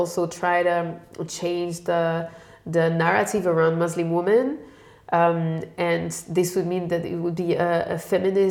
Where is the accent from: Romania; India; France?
France; born or raised there; moved away as an adult; also born or lived in London, United Kingdom; now in Germany